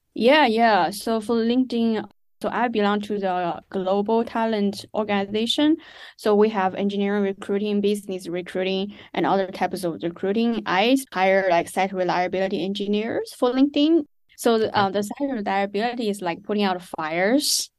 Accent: Chongqing, China; moved away as an adult; also born or lived in West Virginia, United States / New York, United States; now in United States; I grew up in Chongqing, China

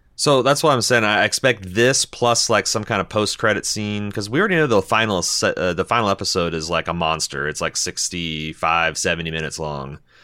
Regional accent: Midwest, United States; we're from the Midwest

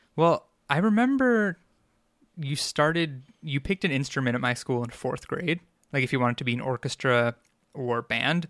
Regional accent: Long Island, New York, United States; accent: Long Islander; I grew up on Long Island, and, uh, I'm a New Yorker, through and through

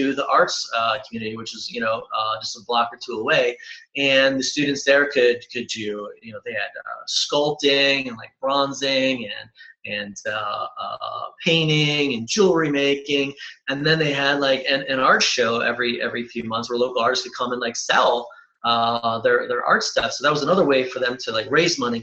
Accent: Cleveland, Ohio, United States; I'm originally from Cleveland

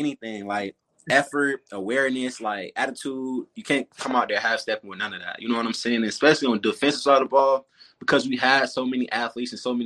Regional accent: Tallahassee, Florida, United States; moved away; Grew up and born and raised in Tallahassee

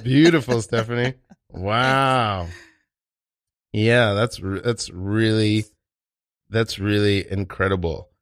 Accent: New York City, New York, United States; I'm Haitian. I'm from Brooklyn, New York, and East New York

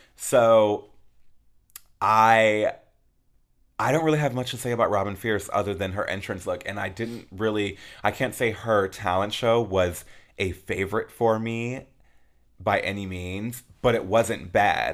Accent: Peoria, Arizona, United States; I'm from Peoria, Arizona, and I went to Peoria High School

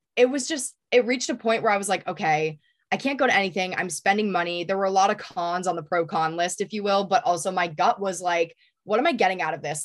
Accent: New Hampshire, United States; growing up in New Hampshire

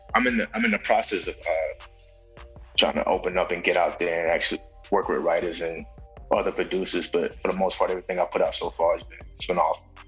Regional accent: Valdosta, Georgia, United States; moved away as an adult; also born or lived in New York / Los Angeles; I'm from Valdosta, like three hours and some change from Atlanta

